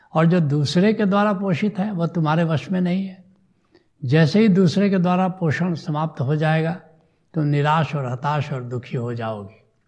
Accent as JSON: {"language": "Hindi", "country": "India", "said": "मैं भारत का रहने वाला हूँ"}